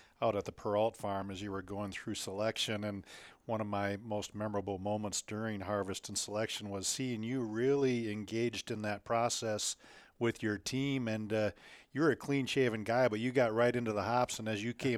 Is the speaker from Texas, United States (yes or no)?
no; Minnesota, United States; moved away as an adult; also born or lived in Connecticut; I grew up in Minnesota. I moved to Connecticut in 1987